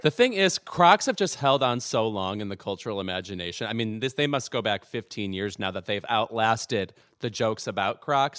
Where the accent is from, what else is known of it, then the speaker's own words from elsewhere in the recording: Chicago, Illinois, United States; I'm from Chicago